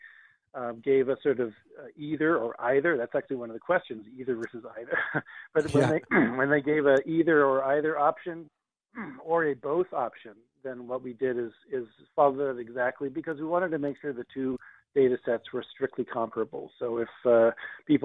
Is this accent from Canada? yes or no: yes; Edmonton, Alberta, Canada; now in Montreal, Canada; I'm actually originally from Alberta. I grew up in Edmonton